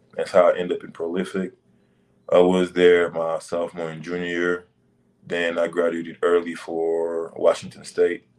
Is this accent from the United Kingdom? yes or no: no; Senegal; moved away; I grew up in Senegal, West Africa.